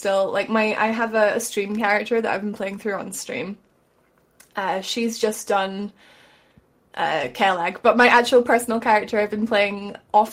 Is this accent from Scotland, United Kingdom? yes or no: yes; Scotland, United Kingdom; I'm Scottish